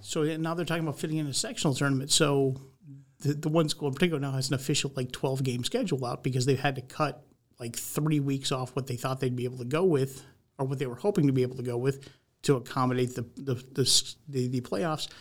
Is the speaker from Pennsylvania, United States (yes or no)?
no; Vermont, United States; moved away; I grew up in Vermont